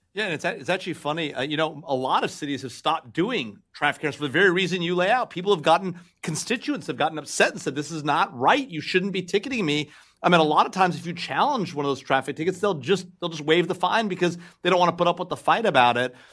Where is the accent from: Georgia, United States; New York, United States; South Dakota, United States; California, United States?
California, United States; Los Angeles; I'm from L A.